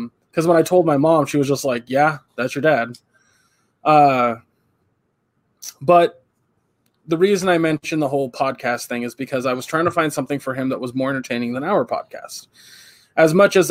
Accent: California, United States; As a Californian

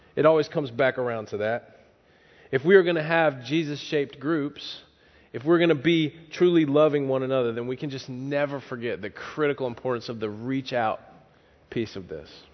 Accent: the South, United States; moved away; I'm from the South

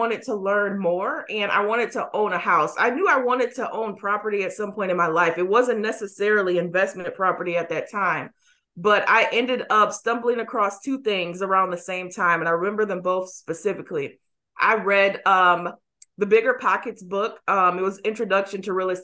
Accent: Racine, Wisconsin, United States; now in Milwaukee, United States; I grew up in Racine, which is south, and I moved back to Milwaukee when I was, I would say, about 19.

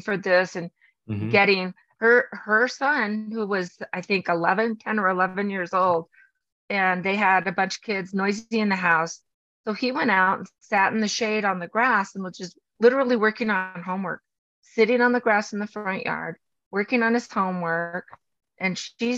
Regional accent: Los Angeles, California, United States; I grew up in Los Angeles

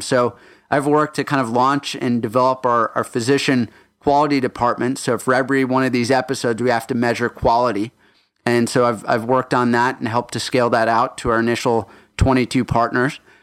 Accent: Houston, Texas, United States; also born or lived in Johannesburg, South Africa / Minnesota; we went down south to Houston, Texas, where I did my first through twelfth grade.

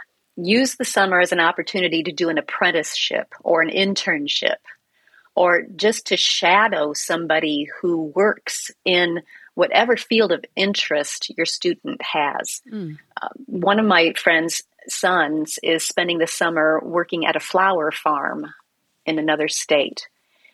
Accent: Iowa, United States; when I was growing up in Iowa

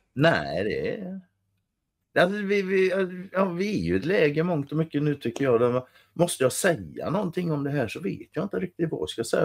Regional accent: Sweden; Jag är svensk

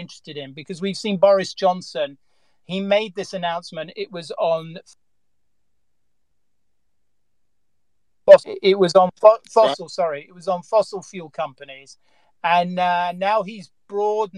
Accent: England, United Kingdom; I'm English

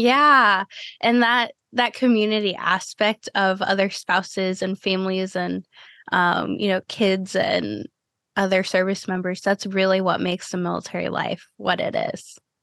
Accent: Cleveland, Ohio, United States; now in Florida, United States; I grew up in Cleveland, Ohio and like going back up there now after living in Florida for a decade

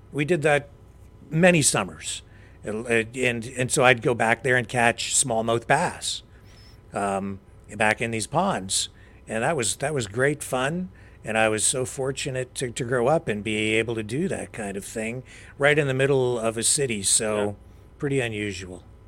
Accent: London, Ontario, Canada; I grew up in London, Ontario

